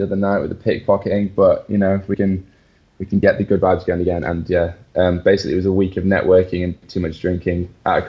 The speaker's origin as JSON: {"language": "English", "region": "England", "country": "United Kingdom", "moved": "yes", "lives_now": "Barcelona, Spain", "said": "my apparently English smile"}